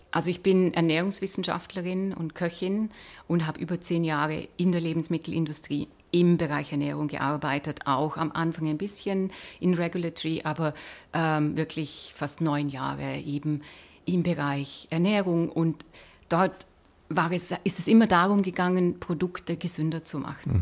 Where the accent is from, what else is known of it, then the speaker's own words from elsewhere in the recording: Austria; now in Switzerland; Ich bin Österreicherin